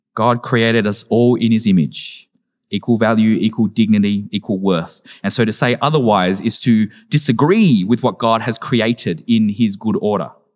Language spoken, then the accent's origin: English; Australia; as an Australian-born Vietnamese person